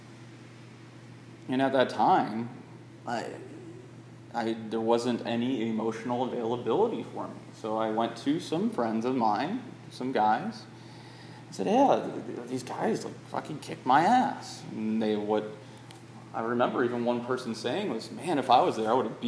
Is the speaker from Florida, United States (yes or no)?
yes; Northwest Florida, United States; being from Florida, Northwest Florida, Lower Alabama